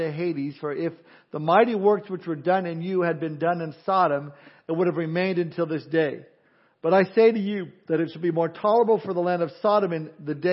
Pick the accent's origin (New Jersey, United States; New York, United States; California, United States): California, United States; I'm from California